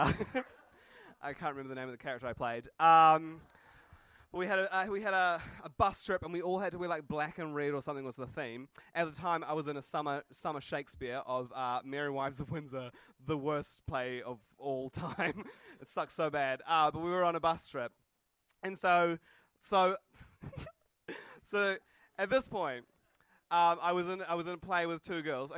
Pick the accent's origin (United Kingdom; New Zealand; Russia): New Zealand; Christchurch, Canterbury; now in Auckland, New Zealand; I'm from Christchurch